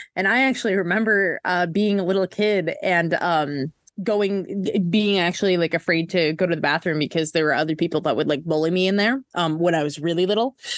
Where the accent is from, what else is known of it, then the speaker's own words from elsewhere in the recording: Minnesota, United States; I'm from Minnesota